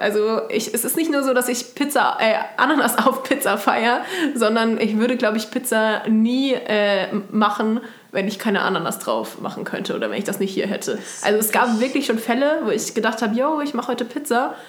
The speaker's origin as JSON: {"language": "German", "region": "Baden-Württemberg", "country": "Germany", "moved": "yes", "lives_now": "Kassel, Germany", "said": "ich komme aus Baden ursprünglich"}